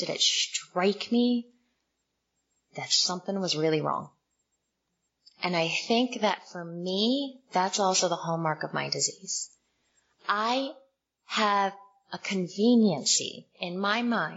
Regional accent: Morristown, New Jersey, United States; moved away as an adult; also born or lived in Summit, New Jersey / Washington, D.C.; I grew up in Summit and Morristown, New Jersey

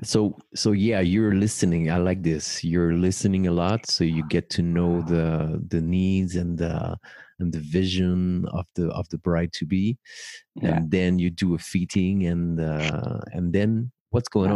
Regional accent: Paris, Île-de-France, France; professional ceremony officiant based in my hometown Paris

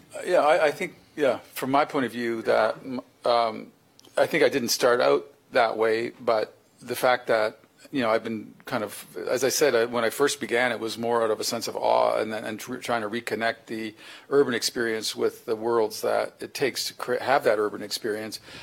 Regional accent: Canada; as a Canadian, you know, uh, we are a northern you know, uh, you know, country

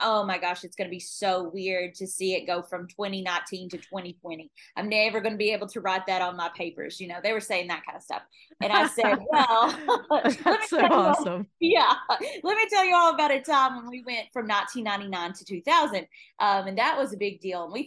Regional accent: Kentucky, United States; moved away; also born or lived in Phoenix, Arizona; I'm from Kentucky originally

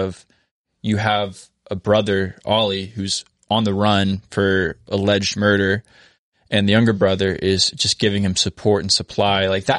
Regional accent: Little Niangua, Lake of the Ozarks, Missouri, United States; I grew up on the Little Niangua, side of the lake.

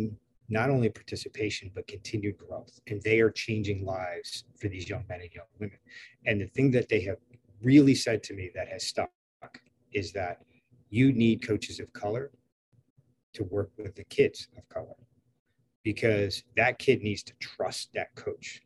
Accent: Finger Lakes region, Western New York, United States; moved away as an adult; also born or lived in Long Island, New York; now in Maryland, United States; I grew up in Western New York, near Lars Tiffany, actually, a little west of him. In the Finger Lakes region.

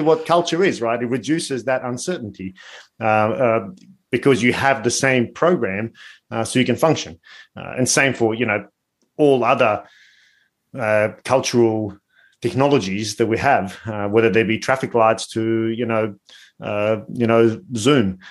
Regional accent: Bosnia & Herzegovina; I'm from Bosnia

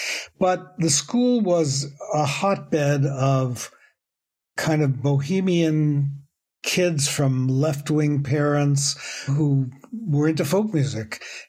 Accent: New York City, New York, United States; moved away as an adult; also born or lived in Woodstock, New York; I grew up in New York City, and I was very lucky to go to a school called the High School of Music and Art, which was in Manhattan. I grew up in the Bronx.

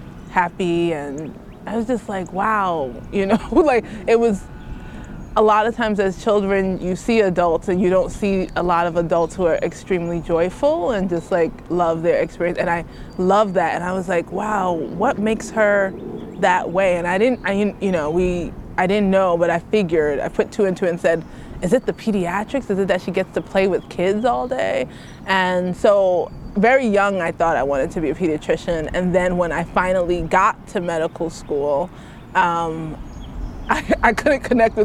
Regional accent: New York City, New York, United States; moved away; also born or lived in Queens, New York; I grew up in Brooklyn and then Queens. I'm a very city girl

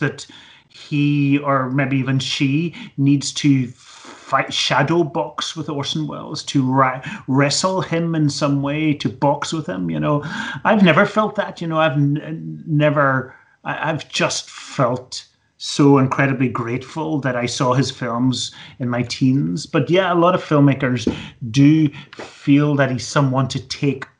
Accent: Belfast, Northern Ireland, United Kingdom; now in Edinburgh, United Kingdom; I grew up in Belfast in Northern Ireland in the 1970s

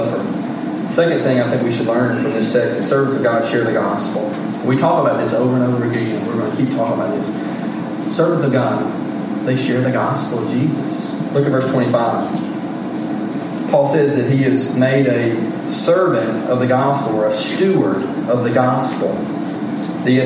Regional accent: United States; I'm an American

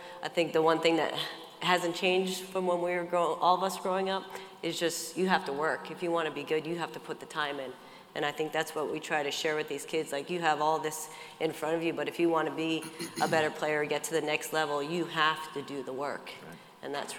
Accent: Connecticut, United States; I grew up in Connecticut

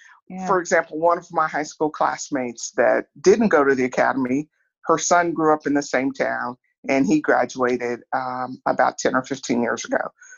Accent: Atchison, Kansas, United States; I grew up in Atchison, Kansas, a small town in Atchison.

